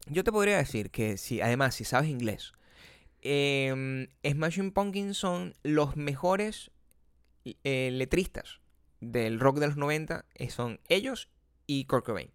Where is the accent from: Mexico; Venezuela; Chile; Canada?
Venezuela; moved away; venezolanos como nosotros